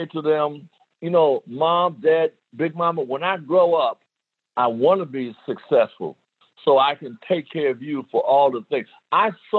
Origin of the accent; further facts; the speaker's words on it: New York City, New York, United States; moved away as an adult; also born or lived in El Paso, Texas; growing up in the South Bronx in New York City